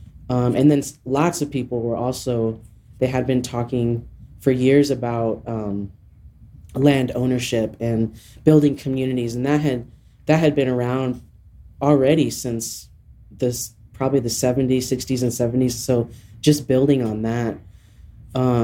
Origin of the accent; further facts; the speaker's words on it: eastern Montana, United States; also born or lived in Seattle, Washington / New Mexico; now in Albuquerque, United States; I grew up in Montana. I grew up in a small farming, rural farming community in eastern Montana